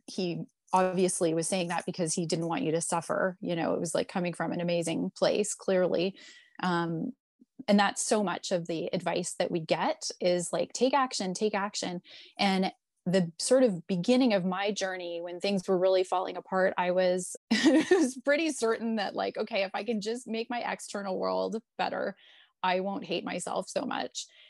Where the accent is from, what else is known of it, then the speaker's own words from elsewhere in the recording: Toronto, Ontario, Canada; moved away as an adult; So I'm born and raised in Toronto.